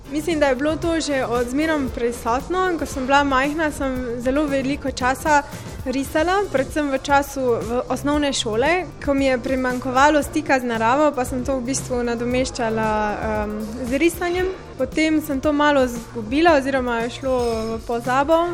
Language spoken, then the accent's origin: Slovenian; Velenje, Slovenia; prihajam iz Velenja